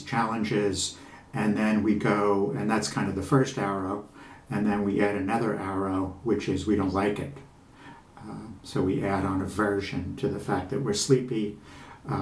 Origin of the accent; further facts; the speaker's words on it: Long Island, New York, United States; I'm a guy from Long Island